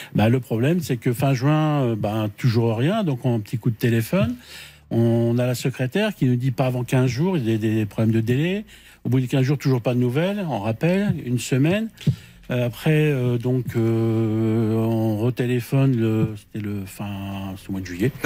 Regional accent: Brittany, France; je suis breton.

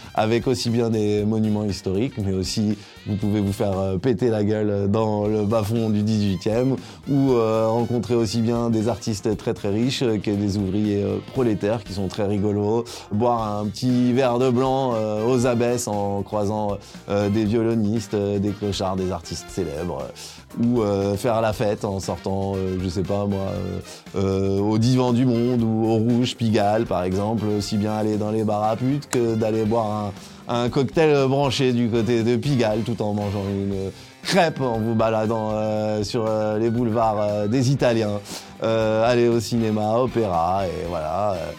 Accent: Paris, Île-de-France, France; ma région d'origine euh, est Paris, Île-de-France. Je suis né dans le 18e arrondissement

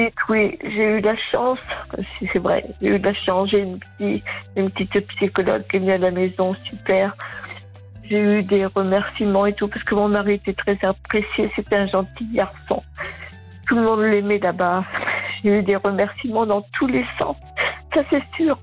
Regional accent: Vienne, Nouvelle-Aquitaine, France; je suis de la Vienne

